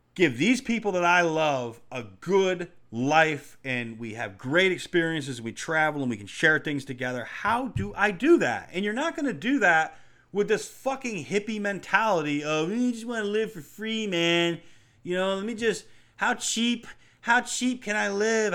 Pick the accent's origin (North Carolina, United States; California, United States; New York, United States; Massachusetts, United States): New York, United States; growing up in New York